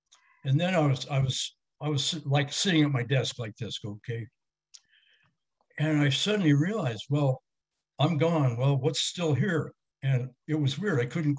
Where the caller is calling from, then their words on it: California, United States; I'm calling you from California here.